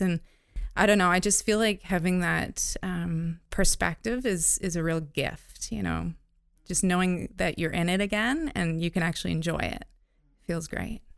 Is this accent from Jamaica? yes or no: no; North Bay, Ontario, Canada; I grew up in Northern Ontario, North, North Bay, Ontario.